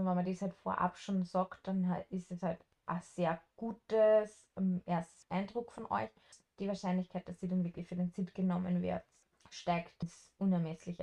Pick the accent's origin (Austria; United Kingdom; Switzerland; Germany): Austria; moved away; wir sind aus Österreich